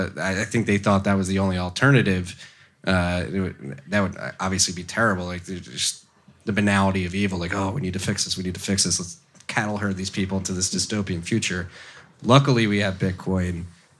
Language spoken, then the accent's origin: English; United States; like as an American, I was 10 when 9/11 happened